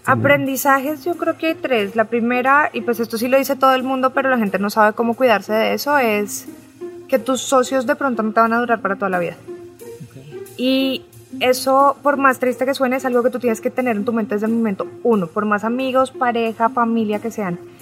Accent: Colombia; moved away as an adult; now in Mexico; yo soy una colombiana abogada que se vino a abrir su startup en México

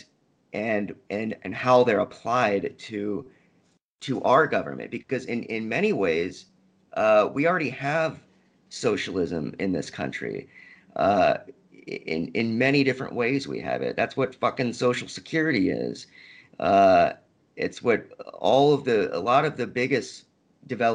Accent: Little Rock, Arkansas, United States; also born or lived in Havre, Montana; I grew up in Little Rock, Arkansas

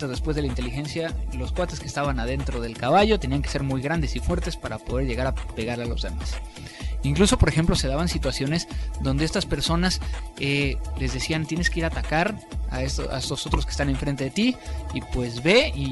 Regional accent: Mexico

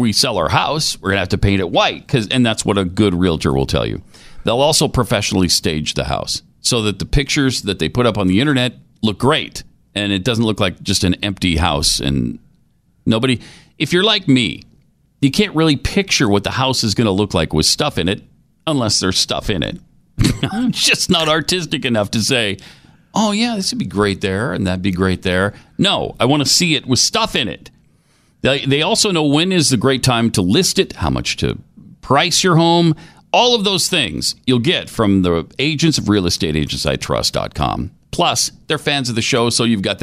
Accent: the West, United States; I'm from the West

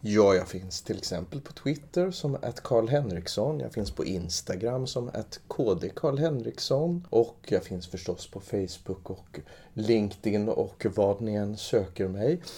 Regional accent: Trångsund, Stockholm County, Sweden; jag växte upp i Trångsund

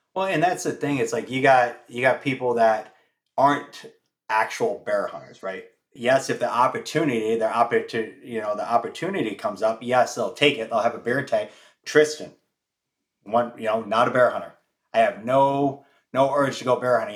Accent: Michigan, United States; moved away; I'm originally from the Midwest in Michigan

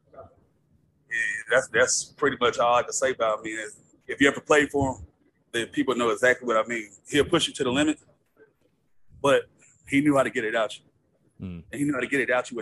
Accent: Kennesaw, Georgia, United States; also born or lived in Texas; I grew up playing football in Texas before I went to high school in Georgia

